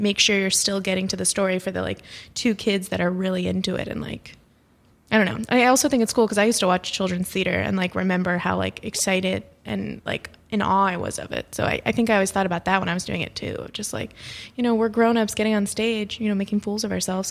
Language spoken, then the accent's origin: English; Florida, United States; I am from Florida